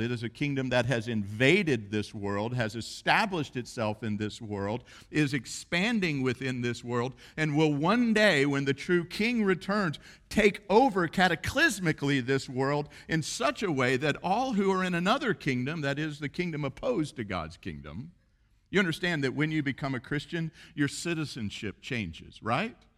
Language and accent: English; United States; we're Western and we're American